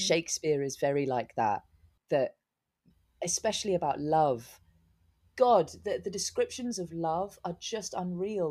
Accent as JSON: {"language": "English", "town": "Newbury", "region": "South East England", "country": "United Kingdom", "tie": "born or raised there", "also_born_or_lived": "London", "moved": "yes", "said": "This tiny little place called, um, Newbury"}